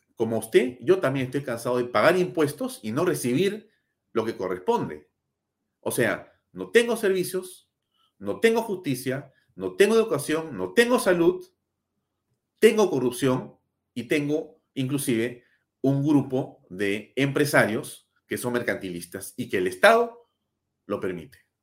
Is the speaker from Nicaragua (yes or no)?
no; Peru; somos ciudadanos del Perú